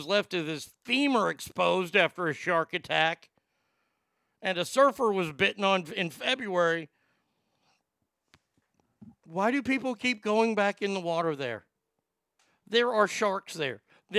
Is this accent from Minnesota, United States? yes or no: no; Texas, United States; my home state of Texas